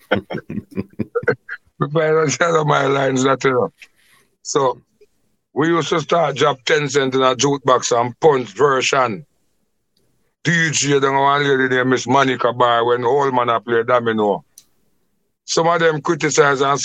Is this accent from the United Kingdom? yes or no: no; Clarendon, Jamaica; also born or lived in Kingston; I was born and raised in Clarendon, officially.